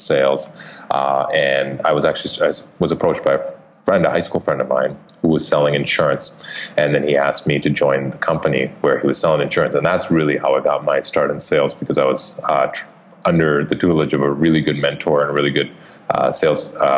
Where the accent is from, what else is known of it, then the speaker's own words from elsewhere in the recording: Canada; moved away; I am. Some people may pick it up in my accent.